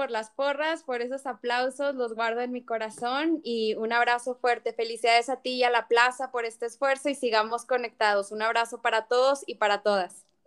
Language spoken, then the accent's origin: Spanish; Mexico; ella me enseñó cosas de México que ni yo como mexicana sabía.